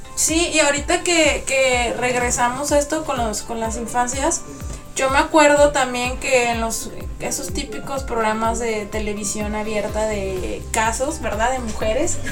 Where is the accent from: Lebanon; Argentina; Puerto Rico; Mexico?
Mexico; nosotros somos de México